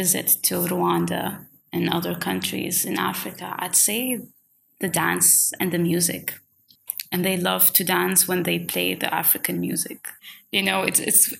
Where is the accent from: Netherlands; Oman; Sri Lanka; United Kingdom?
Oman; first language Swahili and Arabic; English is a second language; moved away as an adult; also born or lived in Ireland; I was born in Oman and I've just grown up speaking Swahili and Arabic